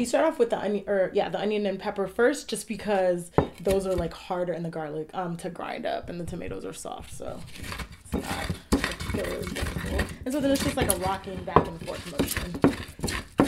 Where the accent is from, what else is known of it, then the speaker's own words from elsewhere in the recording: Houston, Texas, United States; moved away as an adult; also born or lived in Washington, District of Columbia, United States; now in Durham, United States; growing up in Houston